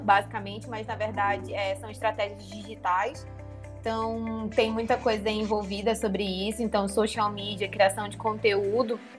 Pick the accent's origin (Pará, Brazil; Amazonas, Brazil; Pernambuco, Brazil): Amazonas, Brazil; Manaus; now in São Paulo, Brazil; sou natural de Manaus, Amazonas, por isso que tem esse sotaque aí massa